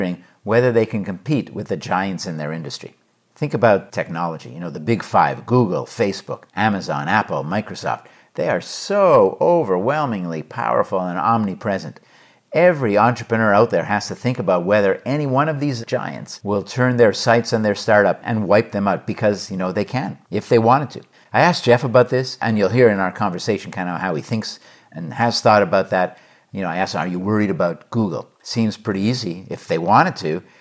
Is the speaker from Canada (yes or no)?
yes; Montreal, Quebec, Canada; also born or lived in New York / Los Angeles; now in Hanover, United States; From Montreal